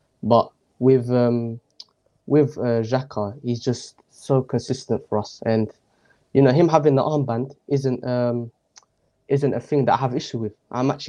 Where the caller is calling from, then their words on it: Milton Keynes, South East England, United Kingdom; From England, MK, Milton Keynes.